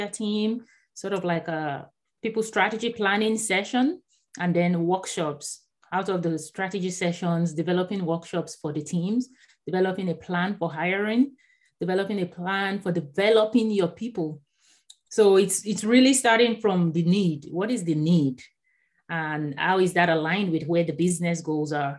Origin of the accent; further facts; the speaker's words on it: Nigeria; first language Yoruba; English is a second language; moved away as an adult; also born or lived in Houston, Texas; now in San Diego, United States; I was born in Nigeria. So I actually grew up in Nigeria, and I didn't move to the US until 2009.